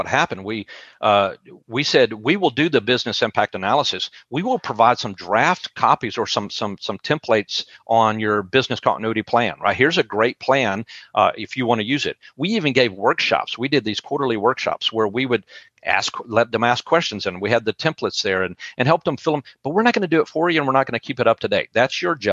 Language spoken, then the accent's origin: English; West Texas, United States; now in Tupelo, United States; I'm in Tupelo, Mississippi, and I'm from West Texas, where Tornado Alley, but I live in Tupelo, Mississippi right now.